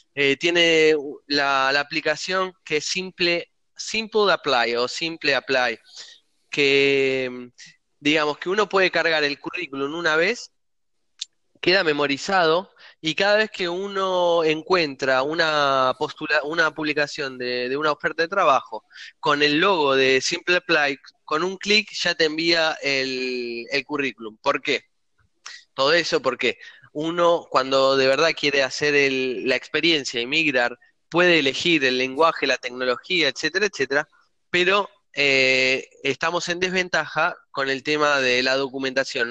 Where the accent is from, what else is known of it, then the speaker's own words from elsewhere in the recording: Argentina; moved away as an adult; also born or lived in Italy; soy argentino